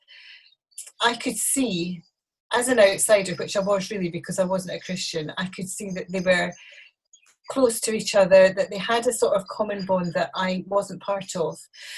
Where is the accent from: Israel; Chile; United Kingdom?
United Kingdom; Glasgow, Scotland; moved away as an adult; also born or lived in Oban / Edinburgh; now in Colchester, United Kingdom; Well, I was born in Glasgow. I was there. My dad was a minister in the Free Church of Scotland, Presbyterian Church, and we were there for some time.